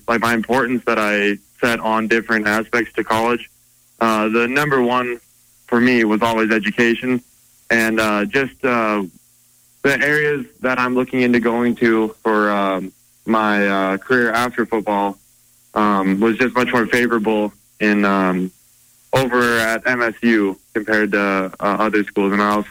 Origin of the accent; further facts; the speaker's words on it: Butte, Montana, United States; It's a good question for kids growing up in Butte